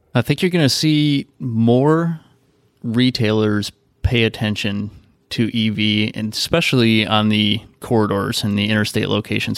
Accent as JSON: {"language": "English", "region": "Midwest", "country": "United States", "tie": "born or raised there", "said": "I grew up in the Midwest"}